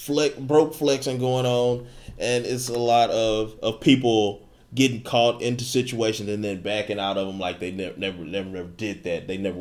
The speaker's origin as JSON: {"language": "English", "town": "Hollywood", "region": "California", "country": "United States", "tie": "born there", "said": "I was born in Hollywood."}